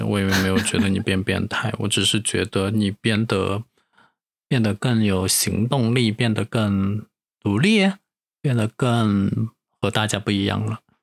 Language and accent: Chinese; Sichuan, China; accent: Sichuanese; 其实我们四川话真的很好听我现在已经说不惯四川话了